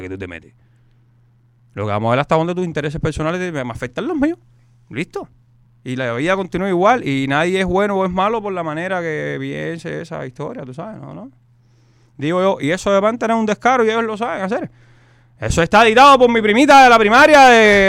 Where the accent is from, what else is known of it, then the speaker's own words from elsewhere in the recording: Cuba; moved away; todos somos los cubanos